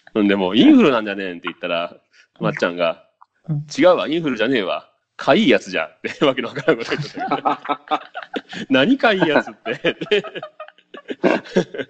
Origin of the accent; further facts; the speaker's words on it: Okayama, Japan; moved away; 実家がすごい、まあ、結構岡山の端っこではもう、まあまあ田舎なんよね